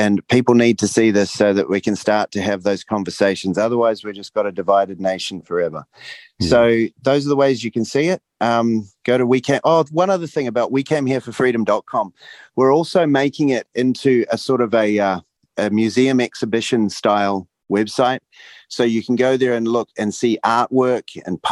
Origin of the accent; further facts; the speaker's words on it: Rotorua, Bay of Plenty, New Zealand; My hometown